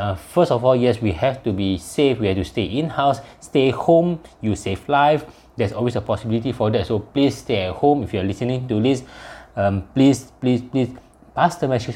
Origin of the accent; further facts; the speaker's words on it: Malaysia; I'm from Malaysia